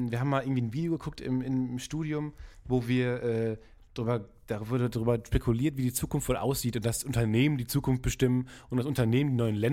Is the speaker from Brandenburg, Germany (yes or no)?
no; North Rhine-Westphalia, Germany; ich komme ja aus dem Kreis Unna